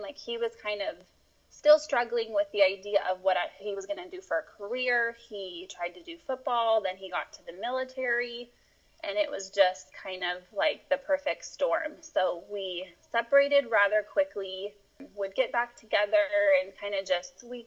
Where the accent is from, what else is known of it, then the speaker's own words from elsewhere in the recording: Eagle, Idaho, United States; I grew up in Boise, Idaho, right outside of Boise in a little town called Eagle